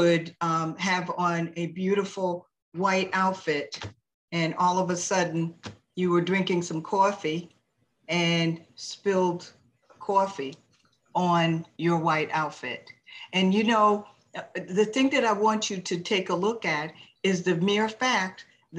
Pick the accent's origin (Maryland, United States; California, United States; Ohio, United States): Maryland, United States; Well, would you believe I'm in the tropics by way of Maryland?